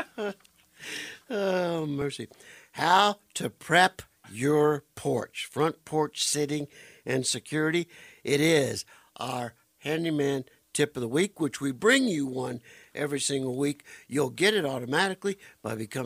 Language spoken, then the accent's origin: English; Arizona, United States; growing up in Arizona, my dad always had an inside job